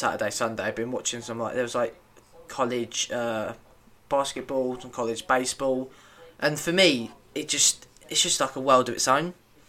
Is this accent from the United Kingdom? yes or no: yes; England, United Kingdom; I'm from England, and basketball isn't the main sport over here.